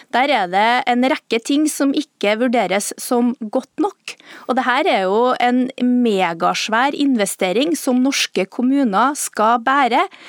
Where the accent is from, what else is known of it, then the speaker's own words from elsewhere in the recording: central Norway, Norway; Helse Midt-Norge, der jeg kommer fra